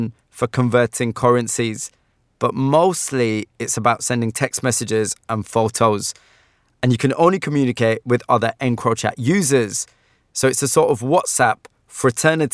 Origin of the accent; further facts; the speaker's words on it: Huddersfield, Yorkshire and the Humber, United Kingdom; my hometown of Huddersfield